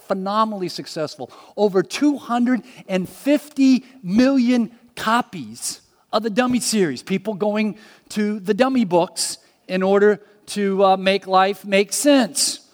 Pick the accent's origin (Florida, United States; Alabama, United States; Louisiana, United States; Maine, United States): Florida, United States; Miami; I was born in Miami